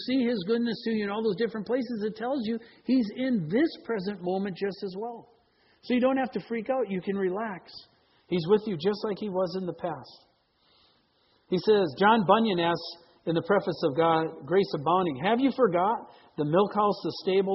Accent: Green Bay, Wisconsin, United States; now in Seattle, United States; I grew up in Green Bay

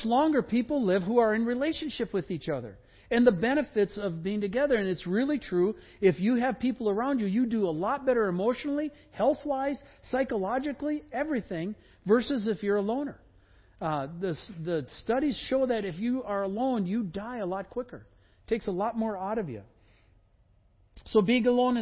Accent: Wisconsin, United States; I grew up in Wisconsin

